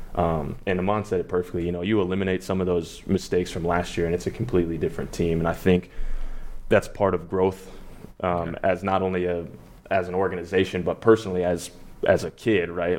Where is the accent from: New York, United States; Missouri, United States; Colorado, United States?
Colorado, United States; Denver; Denver. Um, that's my home. Mm-hmm. That's my hometown.